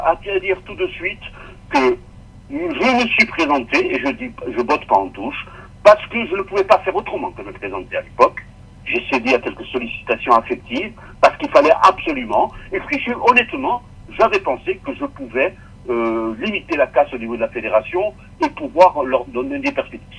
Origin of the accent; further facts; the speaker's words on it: Corsica, France; je suis corse